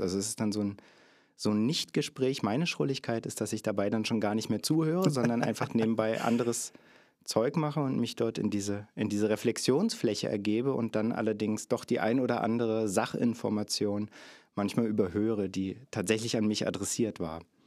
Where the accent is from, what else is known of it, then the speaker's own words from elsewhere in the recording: Cottbus, Brandenburg, Germany; Ich äh, komme aus dem hier schon äh, oft erwähnten Sachsendorf, auch in Cottbus, der südliche Stadtteil, den wir haben